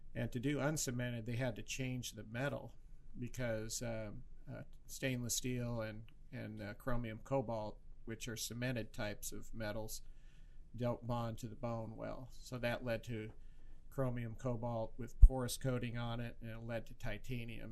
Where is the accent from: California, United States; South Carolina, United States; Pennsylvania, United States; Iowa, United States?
Iowa, United States; Creston; also born or lived in Des Moines, Iowa; I grew up in Creston, and um, my dad delivered 2,000 babies there.